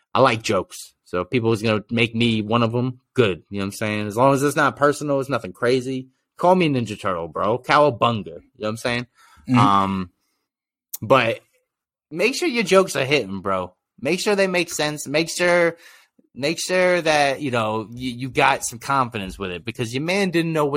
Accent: New York, United States; I'm from New York

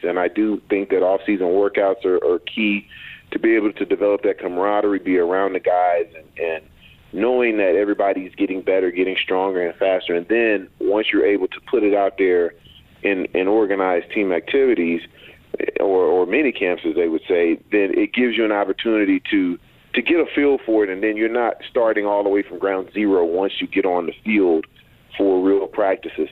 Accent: Texas, United States; I'm from Texas

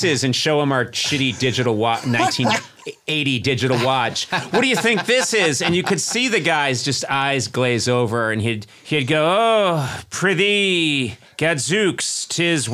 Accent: Massachusetts, United States; about 40 miles from where I grew up in Massachusetts

